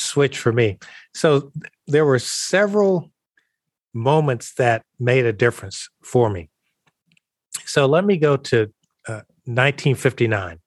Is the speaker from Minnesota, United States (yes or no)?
no; Columbus, Georgia, United States; also born or lived in Crailsheim, Germany; I'm coming from Columbus, Georgia, been living in the segregated South all my life